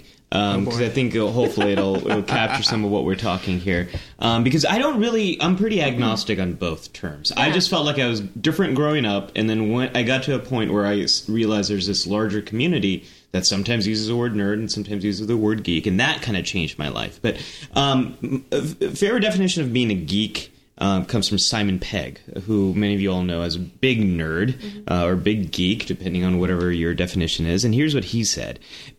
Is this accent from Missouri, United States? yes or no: no; California, United States; I grew up in Silicon Valley. I could say that.